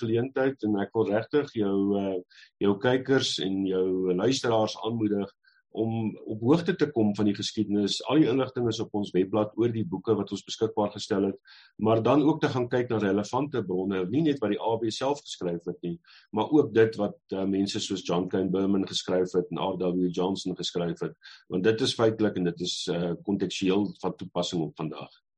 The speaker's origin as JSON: {"language": "Afrikaans", "country": "South Africa"}